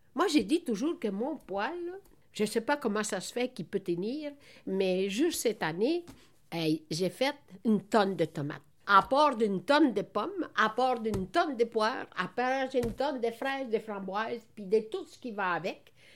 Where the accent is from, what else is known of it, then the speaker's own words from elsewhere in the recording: Italy; also born or lived in Montreal, Quebec; now in Quebec, Canada; le bon Dieu a permis que je suis née dans la, en Italie